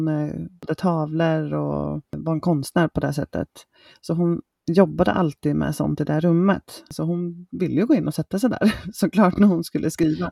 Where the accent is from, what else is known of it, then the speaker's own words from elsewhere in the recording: Småland, Sweden; now in Motala, Sweden; Sen är jag uppvuxen ska jag säga med att bada i en sjö som heter Issjön som ligger i Isult i Småland